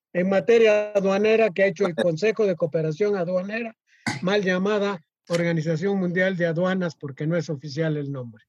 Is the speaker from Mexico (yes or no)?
yes; Mexico; como mexicanos